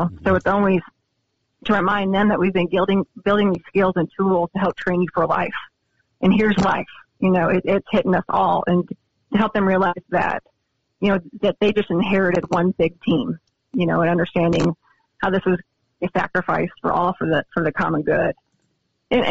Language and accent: English; Montana, United States; now in Columbia, United States; I'm from Montana